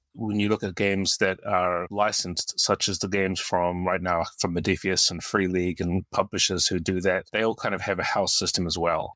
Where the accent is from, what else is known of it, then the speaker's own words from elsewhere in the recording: New Zealand; moved away; also born or lived in United States; Uh, I'm a New Zealander. I was born here, and I moved to the U S in about nineteen ninety-six, and, uh, lived there for twenty-two years before moving back here to New Zealand in twenty eighteen.